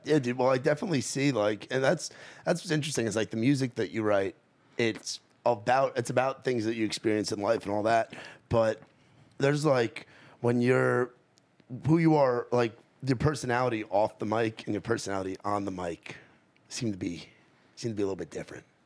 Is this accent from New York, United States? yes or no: yes; New York, United States; now in Nashville, United States; I come from New York